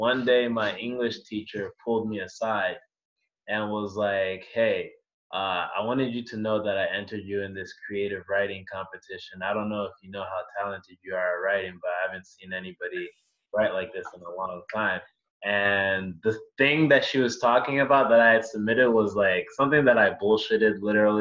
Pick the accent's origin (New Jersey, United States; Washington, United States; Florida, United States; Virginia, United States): Virginia, United States; moved away as an adult; now in Rochester, United States; I grew up, born and raised in Virginia